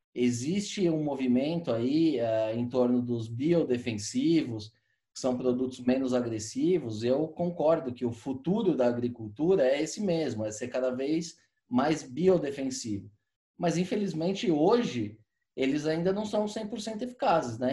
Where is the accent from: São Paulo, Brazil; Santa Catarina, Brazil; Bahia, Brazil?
São Paulo, Brazil; eu morei, morei minha vida inteira aqui em São Paulo